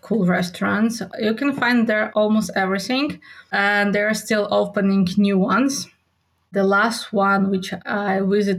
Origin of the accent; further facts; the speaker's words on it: Lviv, Lviv Oblast, Ukraine; English is a second language; moved away as an adult; now in Poland; Yeah, Lviv is amazing. So it's my hometown.